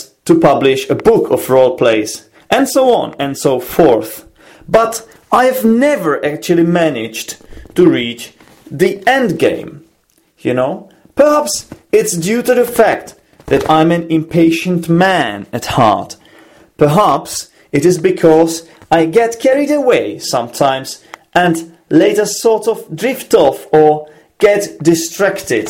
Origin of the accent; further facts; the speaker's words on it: Czechia; English is a second language; I am from the Czech Republic and I work as an English teacher